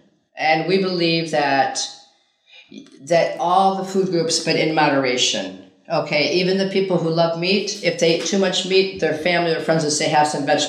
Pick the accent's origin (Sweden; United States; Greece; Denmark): Greece; Ikaria, North Aegean